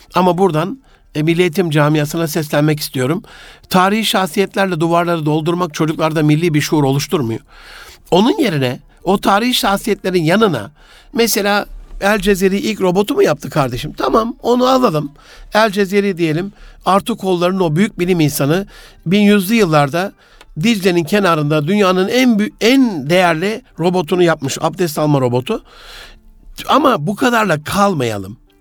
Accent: Gaziantep, Turkey; moved away; memleketim Gaziantep'te

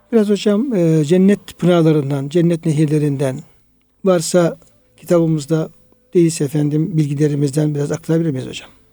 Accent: Turkey; bizim köyde hocam, e, Irmak Yanı köyünde işte Çoruh oradan geçtiği için ee, bizim evlerimizin olduğu yerler

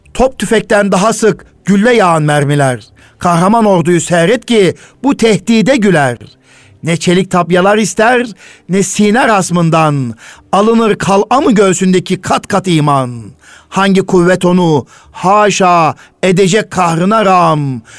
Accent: Turkey

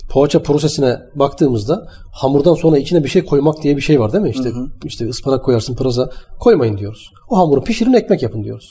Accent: Manisa, Turkey; Manisa'da büyüdüm öğrenciydim ben

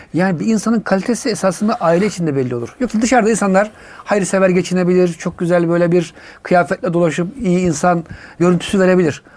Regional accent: Tavşanlı, Kütahya, Turkey; moved away as an adult; also born or lived in England; now in Istanbul, Turkey; 1968 Kütahya Tavşanlı doğumluyum

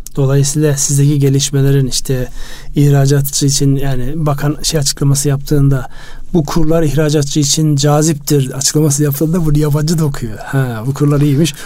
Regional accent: Turkey

